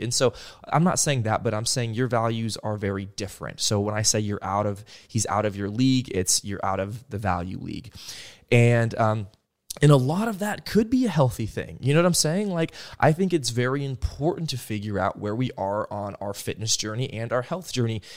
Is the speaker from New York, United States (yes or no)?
no; Stillwater, Oklahoma, United States; I come from Stillwater, Oklahoma, uh, the Midwest